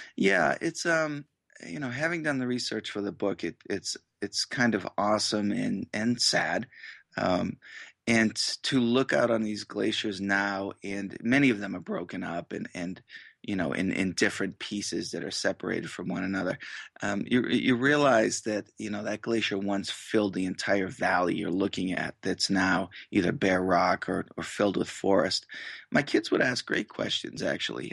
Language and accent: English; Massachusetts, United States; moved away as an adult; now in Boise, Idaho, United States; I grew up in Massachusetts